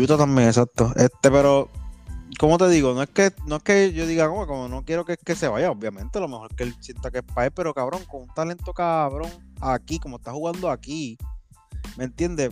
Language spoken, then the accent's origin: Spanish; Puerto Rico; ser puertorriqueño